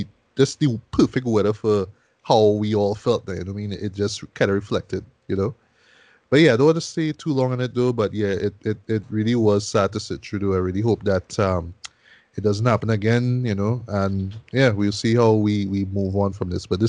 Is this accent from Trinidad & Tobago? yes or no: yes; Arima, Trinidad & Tobago; my hometown of Arima